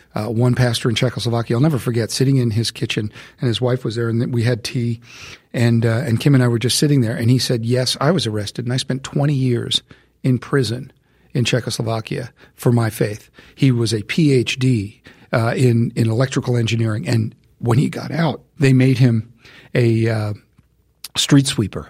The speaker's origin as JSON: {"language": "English", "country": "United States", "said": "I'm an American"}